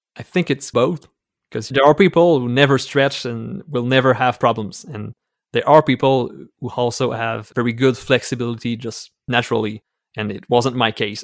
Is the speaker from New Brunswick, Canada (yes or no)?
no; Quebec City, Quebec, Canada; English is a second language; I'm from Quebec City in Canada, so I'm a French-speaking Canadian